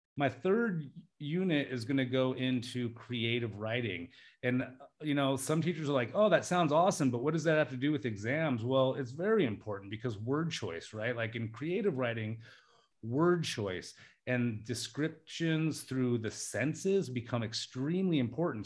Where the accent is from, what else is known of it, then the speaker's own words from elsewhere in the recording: Alaska, United States; also born or lived in Las Vegas; now in Thailand; I'm from Alaska, uh, in the United States